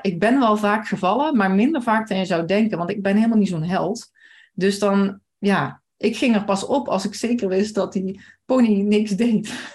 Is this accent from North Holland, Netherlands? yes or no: no; Maasbree, Limburg, Netherlands; ik kom uit Maasbree